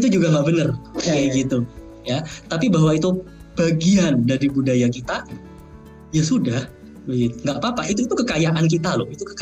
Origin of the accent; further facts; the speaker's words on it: Java, Indonesia; Maksudnya saya orang Indonesia yang memiliki budaya saya besarnya di Jawa pula ya culture saya tuh Jawanya lebih lebih dominan daripada Tionghoanya gitu